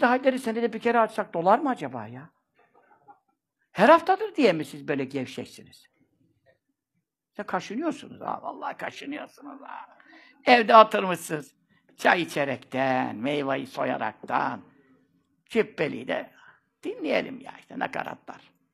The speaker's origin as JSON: {"language": "Turkish", "region": "Istanbul", "country": "Turkey", "tie": "born or raised there", "said": "Ben burada doğdum. Çarşambanın göbeğinde ev yıkıldı şimdi. Ee, tekkenin, kovacı, e, Lokmacı dede tekkesinin bahçesinde doğdum. Kabirler orada yatırlar. Orada doğdum. Ve bu yaşa geldim"}